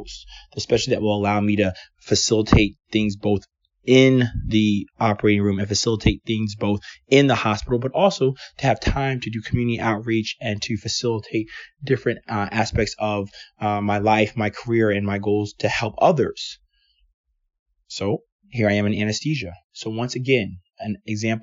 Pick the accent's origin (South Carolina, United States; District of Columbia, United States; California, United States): District of Columbia, United States; Washington; moved away as an adult; also born or lived in Atlanta, Georgia / Portland, Oregon; I'm from Washington, D.C. I went to Georgetown Day High School